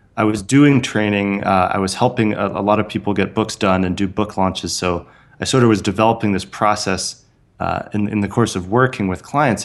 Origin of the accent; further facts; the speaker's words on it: San Francisco Bay Area, California, United States; I grew up in the San Francisco Bay Area